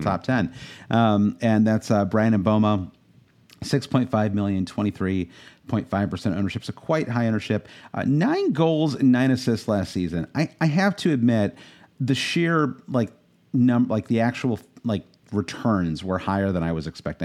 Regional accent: United States; as an American

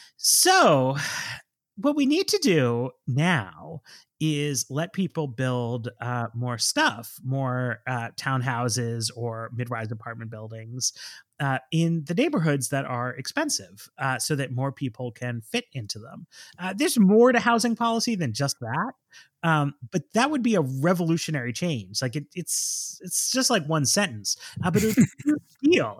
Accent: New York City, New York, United States; I grew up in Manhattan

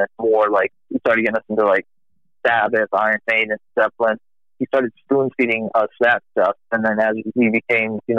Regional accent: Warwick, Rhode Island, United States; I grew up in Warwick, Rhode Island. I'm actually not from Texas

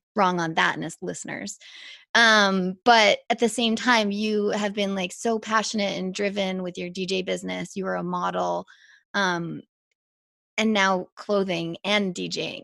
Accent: Whistler, British Columbia, Canada; moved away; i'm back living in whistler

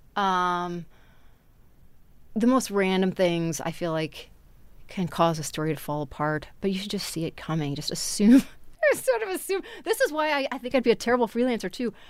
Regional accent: Wisconsin, United States; now in Texas, United States; I grew up in Wisconsin

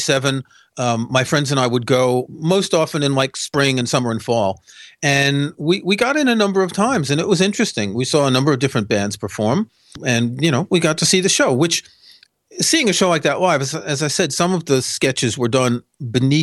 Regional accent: New York City, New York, United States; I grew up in New York City

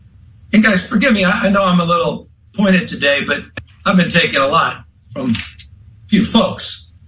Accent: California, United States; as a Californian

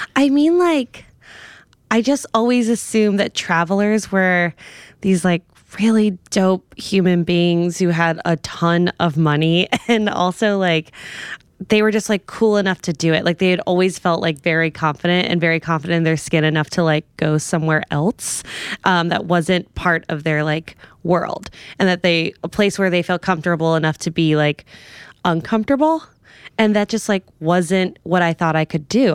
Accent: New York, United States; I'm from New York.

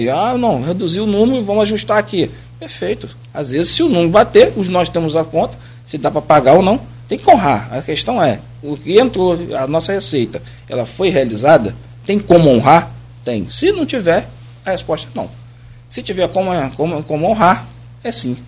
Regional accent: Campos dos Goytacazes, Rio de Janeiro, Brazil; eu sou campista, puxo, puxo no S, né? Sou daqui, sou daqui

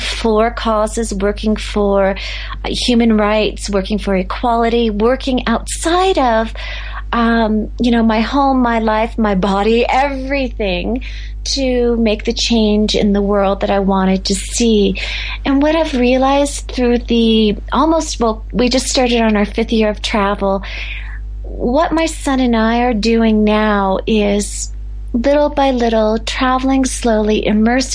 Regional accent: United States; moved away; we call the United States our passport country because that's where we belong

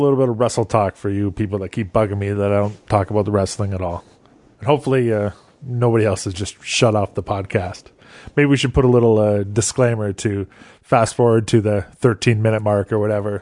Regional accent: Canada; growing up in Canada

